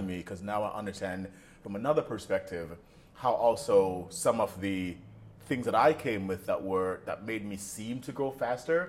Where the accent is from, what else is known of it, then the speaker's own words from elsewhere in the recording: Jamaica; moved away as an adult; also born or lived in New York / London; being Jamaican, being from that side of the world